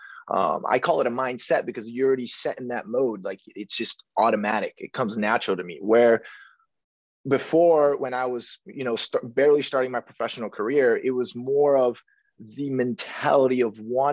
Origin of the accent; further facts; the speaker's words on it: Rancho Cucamonga, California, United States; also born or lived in East Los Angeles; I'm from Southern California here. I was born in East LA, but I was raised in a city called Rancho Cucamonga